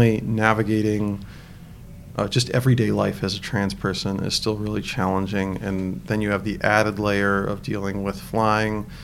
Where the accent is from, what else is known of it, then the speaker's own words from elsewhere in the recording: Northern Virginia, United States; now in San Francisco, United States; I grew up in Northern Virginia